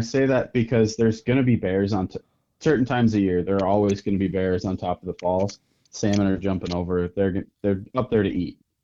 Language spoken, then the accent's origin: English; north of Green Bay, Northeast Wisconsin, United States; I am from Northeast Wisconsin, up just a little bit north of Green Bay